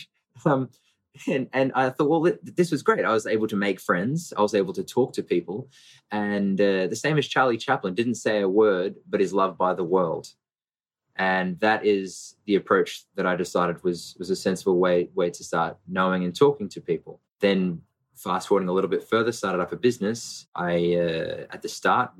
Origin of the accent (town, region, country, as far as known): Brisbane, Queensland, Australia; born or raised there; also born or lived in Melbourne